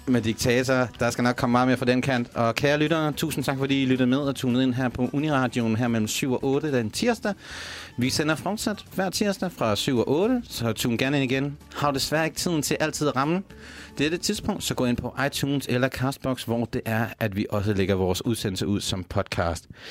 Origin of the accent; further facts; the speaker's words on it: Denmark; now in Copenhagen, Denmark; som jyde